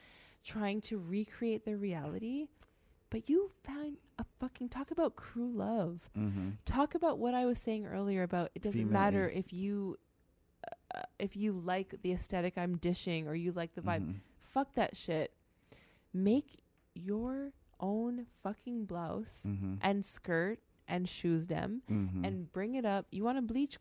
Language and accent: English; Canada; And then we were raised in Canada.